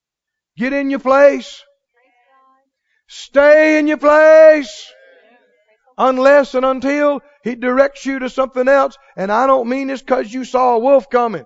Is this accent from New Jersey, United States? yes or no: no; Mississippi, United States; I'm from Mississippi